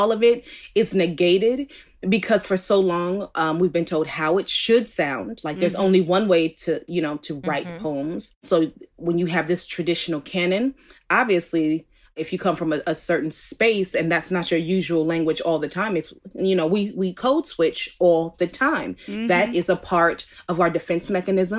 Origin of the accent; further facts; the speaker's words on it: Oakland, California, United States; I'm from Oakland, California originally. Born in Alta Bates